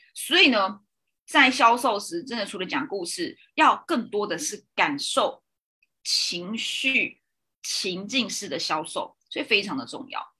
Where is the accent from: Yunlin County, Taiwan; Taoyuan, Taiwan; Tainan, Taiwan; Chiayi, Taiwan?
Taoyuan, Taiwan; Zhongli; moved away; 我自己在回中立，就是我的老家